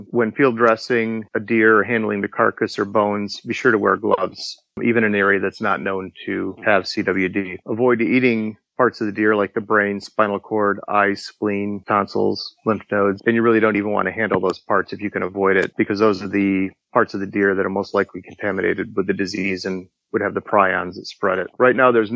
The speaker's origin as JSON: {"language": "English", "region": "Michigan", "country": "United States", "said": "my home state of Michigan"}